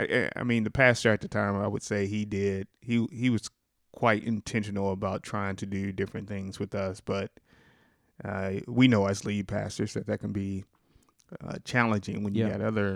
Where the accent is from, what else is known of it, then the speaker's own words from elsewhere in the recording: Sikeston, Missouri, United States; I was brought up here in Sykeston.